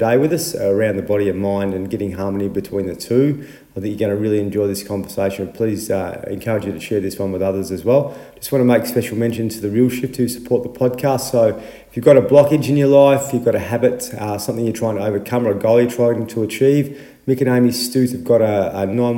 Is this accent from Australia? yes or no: yes; Horsham, Victoria, Australia; I'm from Horsham.